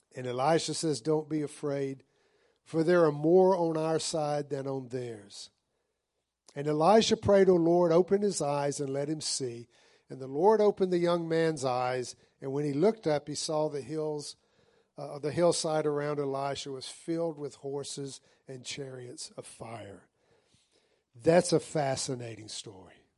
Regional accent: the South, United States; part of growing up in the South

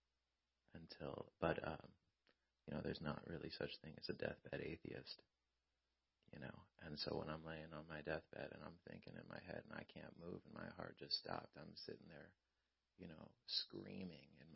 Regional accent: Lake Elsinore, California, United States; we're from Elsinore on Grand

